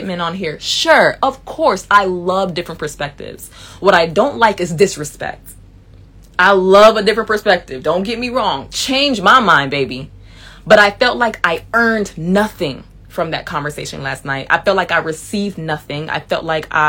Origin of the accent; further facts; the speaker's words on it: Miami, Florida, United States; moved away; a man who I knew who was super cool with me from back home, from Miami